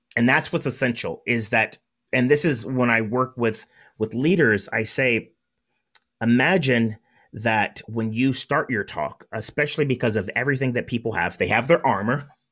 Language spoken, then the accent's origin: English; Southern California, United States; I'm from Southern California